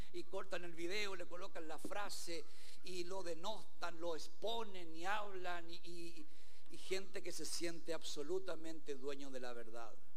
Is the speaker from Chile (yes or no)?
yes; Chile; aquí en nuestro país